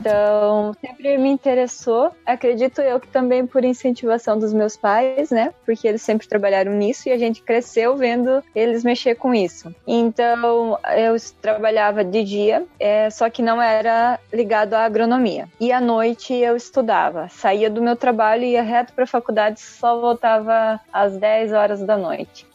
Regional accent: San Cristóbal, Paraguay; eu moro aqui no Paraguai, ou seja, eu nasci aqui no Paraguai.

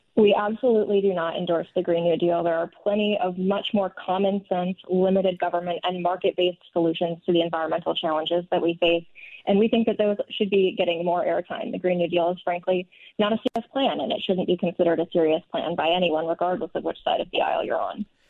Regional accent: northern Minnesota, United States; I personally grew up in northern Minnesota, and I think growing up in Minnesota

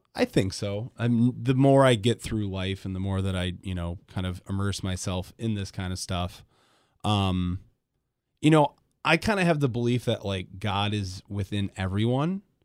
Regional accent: Grand Rapids, Michigan, United States; I grew up in Grand Rapids, so everybody went to Grand Haven

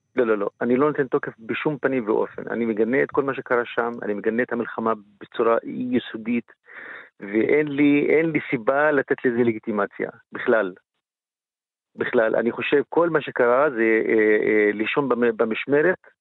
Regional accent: Israel; גם כפלסטיני וגם כערבי ישראלי

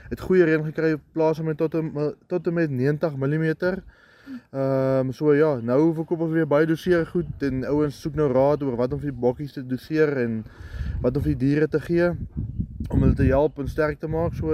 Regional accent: Oudtshoorn, Western Cape, South Africa; Ek is oorspronklik van Oudtshoorn en ek bly nou vir die afgelope 3 jaar op Hollowmore

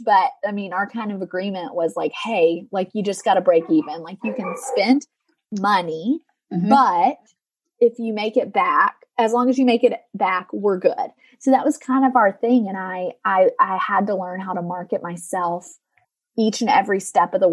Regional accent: Tennessee, United States; moved away; also born or lived in Colorado; I'm from the South, like Tennessee, southeastern part of the United States

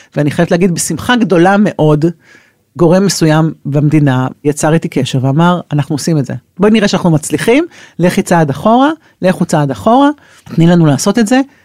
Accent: Israel; מושבניקית, גדלתי במושב, גדלתי עם אה, תאילנדים מאחורי הבית

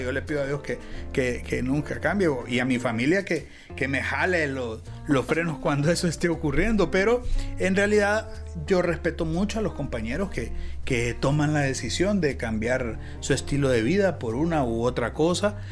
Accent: Honduras; nosotros los hondureños

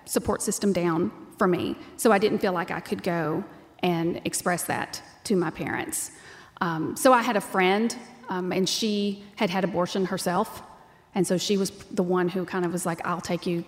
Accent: Texas, United States; born or raised there; accent: twang

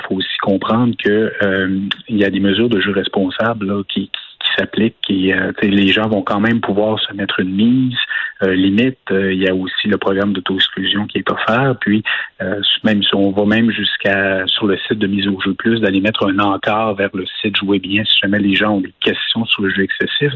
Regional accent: Quebec, Canada; en tant que Québécois

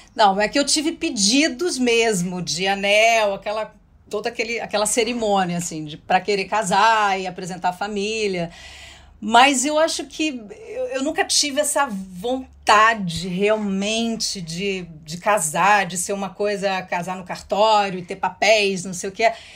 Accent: interior of São Paulo, Brazil; eu sou do interior de São Paulo

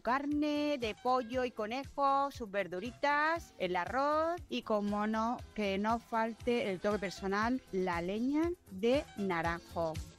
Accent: Valencia, Valencian Community, Spain; como valenciana que soy

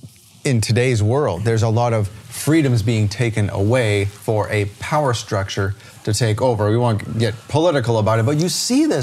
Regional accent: Canada; everybody understands I'm from Canada

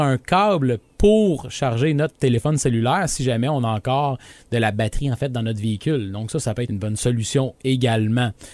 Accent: region of "Green Bay", Quebec, Canada; also born or lived in Saguenay, Quebec; je venais voir ma famille ici parce que je suis, je suis natif de la région de Green Bay

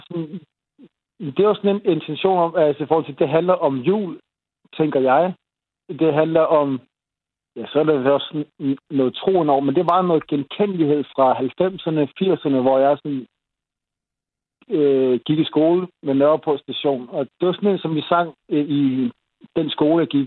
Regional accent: Denmark; Jamen, det er utroligt, at vi er nogle danskere, der er lige lidt ældre end, end

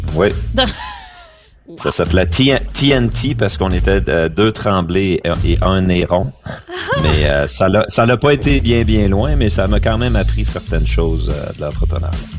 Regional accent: Quebec, Canada; je suis un Québécois

